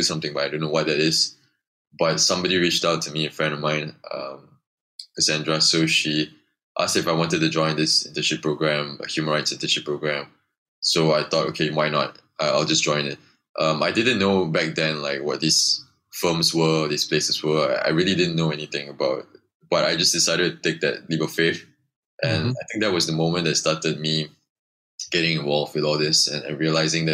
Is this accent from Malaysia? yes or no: yes; Subang Jaya, Selangor, Malaysia; I grew up in Subang, USG4. So my school was 5 minutes away from me, primary school